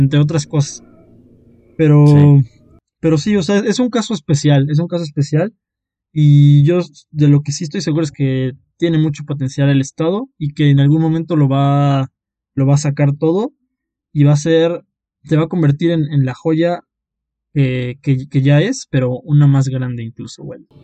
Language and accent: Spanish; Oaxaca, Mexico; nosotros eh, somos, somos oaxaqueños, ahí es donde nos conocimos, eh, es nuestro lugar